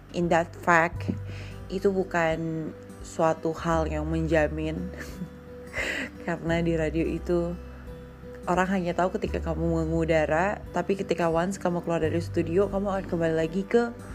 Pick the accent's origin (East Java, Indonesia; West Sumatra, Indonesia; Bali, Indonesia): Bali, Indonesia; aku asli Bali